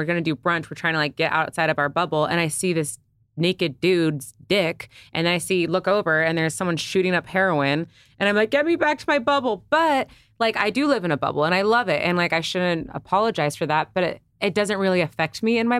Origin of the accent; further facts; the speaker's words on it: California, United States; I'm a Cali girl. I was born here. Born, raised. I am through and through Cali.